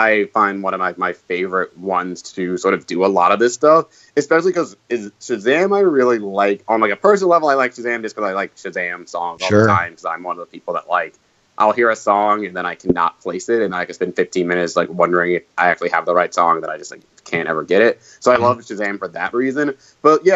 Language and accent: English; North Carolina, United States; I'm from North Carolina